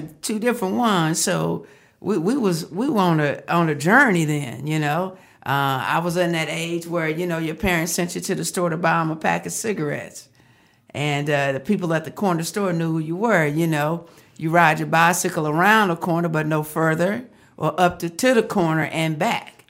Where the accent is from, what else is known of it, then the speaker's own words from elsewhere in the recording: Fort Worth, Texas, United States; moved away as an adult; now in Arizona, United States; I am from Fort Worth, uh, Texas, the great state of Texas.